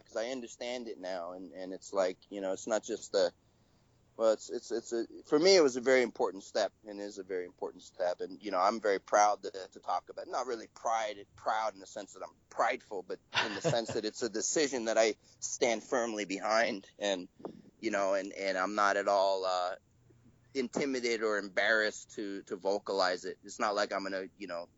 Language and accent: English; United States; I'm American